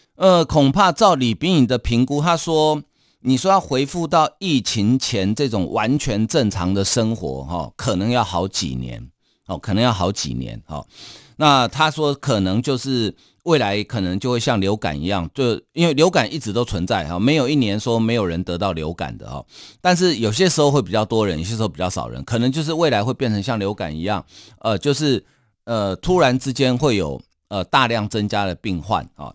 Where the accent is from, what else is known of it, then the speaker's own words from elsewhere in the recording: Taiwan; 我们台湾人